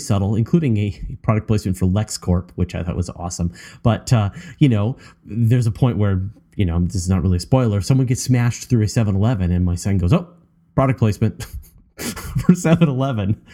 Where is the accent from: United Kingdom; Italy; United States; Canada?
Canada; as a Canadian